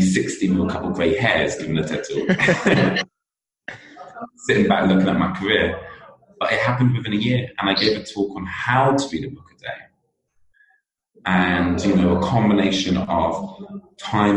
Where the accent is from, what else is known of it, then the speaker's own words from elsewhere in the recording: United Kingdom; accent: British; you can definitely tell I'm British with my accent